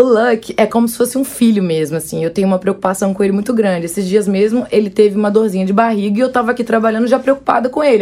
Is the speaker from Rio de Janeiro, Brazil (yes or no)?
yes; Varre-Sai, Rio de Janeiro, Brazil; desde criança, criada com os bichos mesmo. Porque eu sou do interior do Rio, né? Da, da roça.